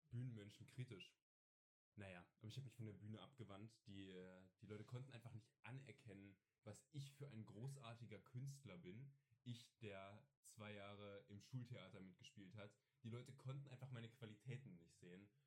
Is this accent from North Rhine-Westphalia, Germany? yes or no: no; Saxony, Germany; Ich bin Sachse.